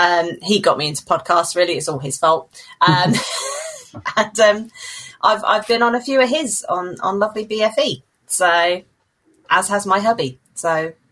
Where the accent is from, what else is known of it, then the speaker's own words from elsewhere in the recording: England, United Kingdom; I'm from lovely, sunny England.